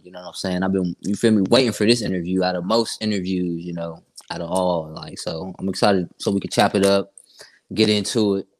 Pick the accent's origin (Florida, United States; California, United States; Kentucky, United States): Florida, United States; Sanford; also born or lived in Columbus; I was born in Columbus, but I ended up moving to Florida as a young kid to a city called Sanford. It's 30 minutes outside of Orlando. You know what I'm saying? So I grew up kind of out in Sanford, man.